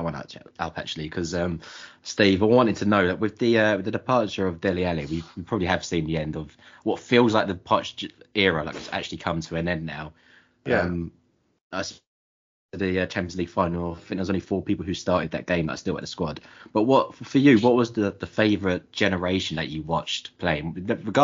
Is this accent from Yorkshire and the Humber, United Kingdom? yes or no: no; Enfield, London, United Kingdom; we were sort of born and brought up in Enfield